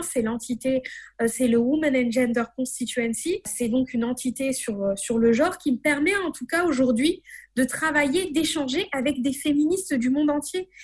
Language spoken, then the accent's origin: French; Madagascar; de Madagascar